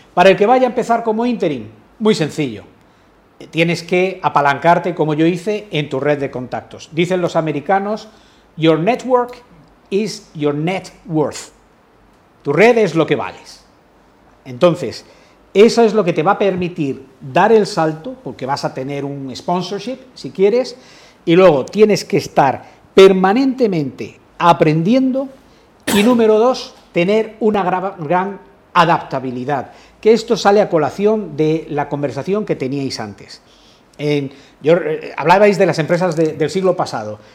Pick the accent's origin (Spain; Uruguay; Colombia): Spain; soy profundamente español